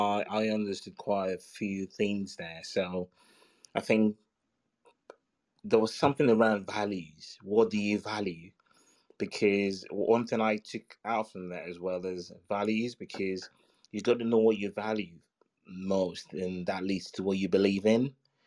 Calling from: London, United Kingdom; From London.

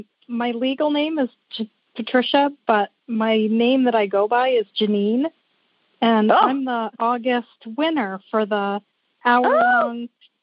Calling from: Wiscasset, Maine, United States; We are calling from Wiscasset, Maine.

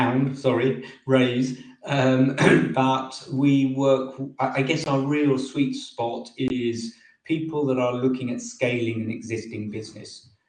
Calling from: England, United Kingdom; Near London in England.

